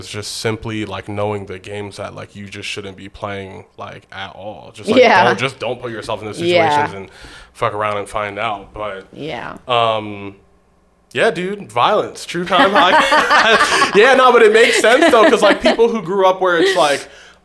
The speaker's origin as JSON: {"language": "English", "town": "Baltimore", "region": "Maryland", "country": "United States", "tie": "born or raised there", "moved": "yes", "lives_now": "Los Angeles, United States", "said": "I grew up in Baltimore"}